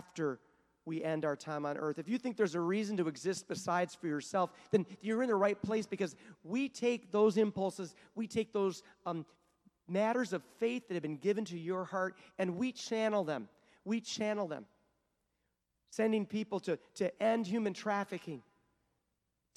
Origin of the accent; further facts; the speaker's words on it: Michigan, United States; Growing up in Michigan